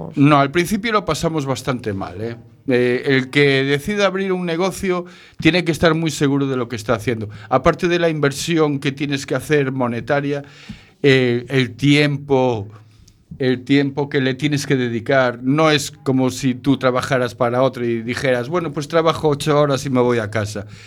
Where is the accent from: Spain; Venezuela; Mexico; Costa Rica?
Spain; Galicia; also born or lived in Barcelona; yo nací en Barcelona, pero a los poquitos meses ya me trajeron para Galicia